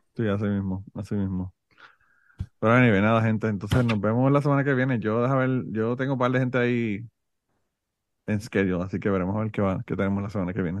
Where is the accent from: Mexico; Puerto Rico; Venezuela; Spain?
Puerto Rico; born or raised there; now in United States